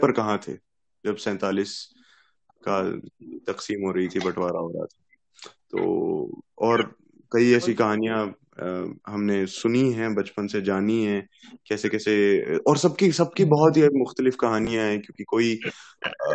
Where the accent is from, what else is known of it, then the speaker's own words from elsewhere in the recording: Punjab, India; मैं तो पंजाब से हूँ पंजाबी हूँ